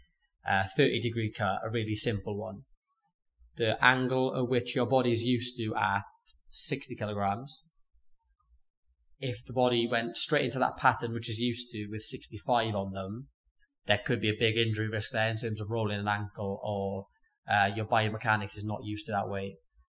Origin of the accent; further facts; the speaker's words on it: Port Talbot, Wales, United Kingdom; Port Talbot.